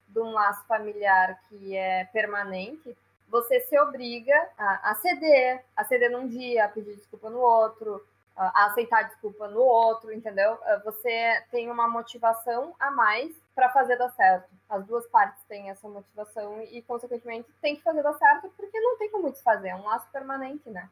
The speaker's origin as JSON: {"language": "Portuguese", "town": "Passo Fundo", "region": "Rio Grande do Sul", "country": "Brazil", "said": "a gente, a gente é de Passo Fundo"}